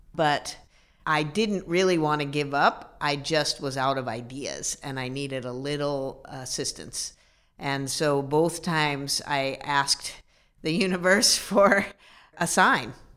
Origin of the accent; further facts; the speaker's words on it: Midwest, United States; I'm a Midwesterner, so, uh, we're very practical people